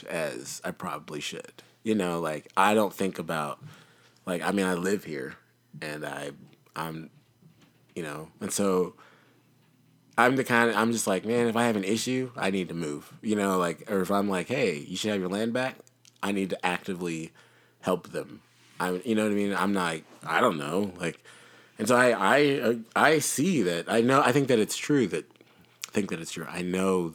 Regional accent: United States; an American

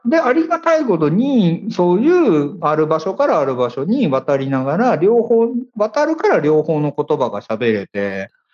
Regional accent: Kansai, Japan

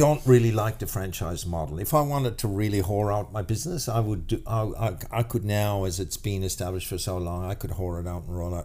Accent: Ireland; now in Australia; we're Irish. We're fucking, you know, we're born into fucking challenges, you know, by just being Irish

